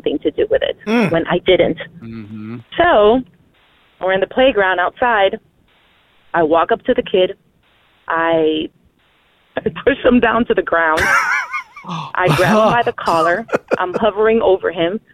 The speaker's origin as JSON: {"language": "English", "town": "San Antonio", "region": "Texas", "country": "United States", "said": "I am from San Antonio, Texas"}